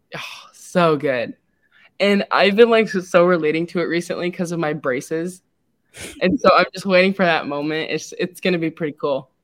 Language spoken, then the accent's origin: English; Lincoln, Nebraska, United States; also born or lived in San Antonio, Texas; I was born in San Antonio, Texas, and though I wasn't raised there, I would consider myself to have been raised in Lincoln